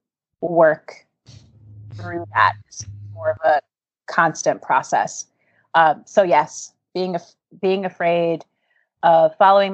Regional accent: Baltimore, Maryland, United States; I grew up in West Baltimore

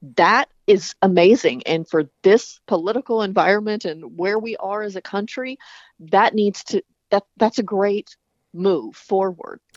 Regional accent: the South, United States; I was even from the South

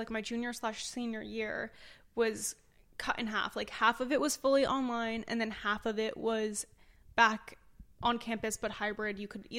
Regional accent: New Jersey, United States; moved away as an adult; now in Baltimore, United States

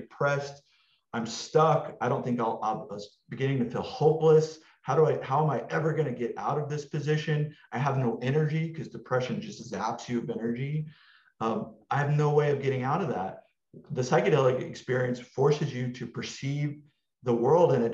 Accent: Texas, United States; moved away as an adult; now in Los Angeles, United States; I came from Texas. I grew up there

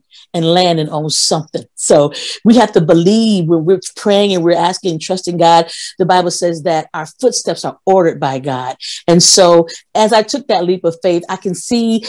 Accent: Toledo, Ohio, United States; I grew up in Toledo

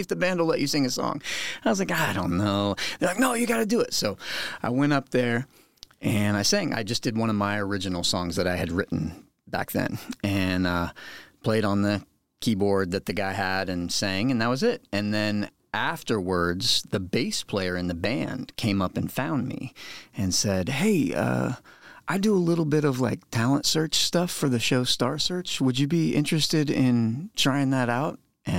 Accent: Lake Wales, Florida, United States; also born or lived in Sarasota; I was born on the Gulf Coast of Florida in, like, Sarasota area. But early on, I think I was probably three when I moved with my mom to Lake Wales

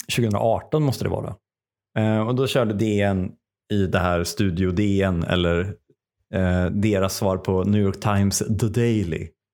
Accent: Sweden; Som svensk är man ju uppväxt, i alla fall som svensk man

